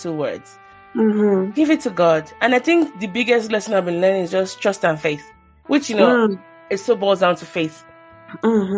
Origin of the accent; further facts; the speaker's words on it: Nigeria; now in United States; growing up in Nigeria, you pray a lot